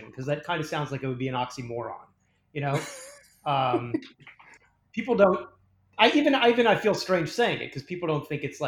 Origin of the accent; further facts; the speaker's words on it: Sarasota, Florida, United States; moved away as an adult; also born or lived in New York / Los Angeles; I was from New York originally, but I was raised in Sarasota, Florida